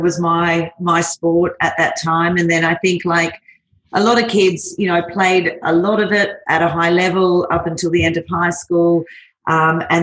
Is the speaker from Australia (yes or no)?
yes; Australia; moved away as an adult; now in Singapore; Yeah, so Australian. I have been in Singapore for 15 years. I moved up here originally for 2 years with a corporate job